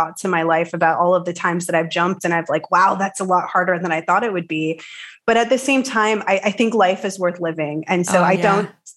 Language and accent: English; United States; moved away as an adult; now in Denmark; I'm American, but I live in Denmark right now